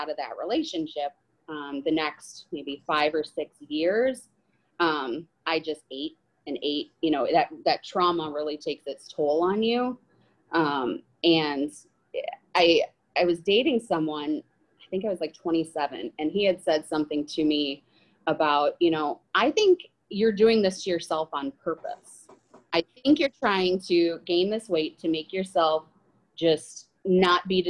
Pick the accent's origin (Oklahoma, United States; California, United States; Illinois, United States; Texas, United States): Illinois, United States; Rockford; I am 39 from Rockford, Illinois